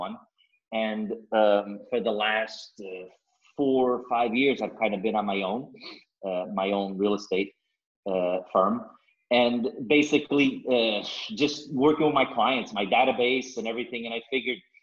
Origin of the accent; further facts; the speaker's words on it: East Coast, United States; moved away as an adult; also born or lived in Angola / Houston, Texas / Sapardos, Vila Nova de Cerveira, Portugal; now in Vila Nova de Cerveira, Portugal; I was born in Angola, which is a older colony, Portuguese colony. And so when, before the revolution, we moved to the United States, and I grew up in the East Coast